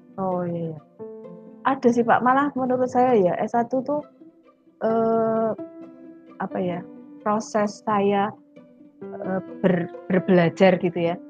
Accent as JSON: {"language": "Indonesian", "area": "Sumatra", "region": "Jambi", "country": "Indonesia", "tie": "born or raised there", "also_born_or_lived": "Yogyakarta / Jakarta", "moved": "yes", "lives_now": "Surabaya, Indonesia", "said": "masa kecil saya di di Sumatera di Jambi"}